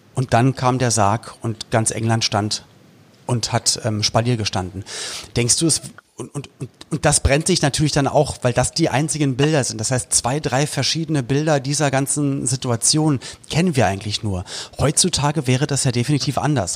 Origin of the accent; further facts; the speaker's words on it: Berlin, Germany; ich komme aus Westberlin